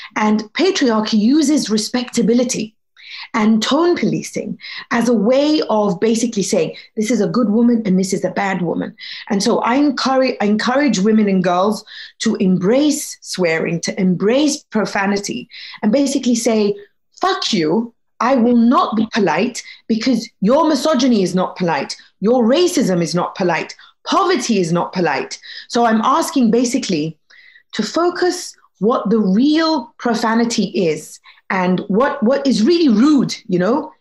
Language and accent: English; Egypt; I was born in Egypt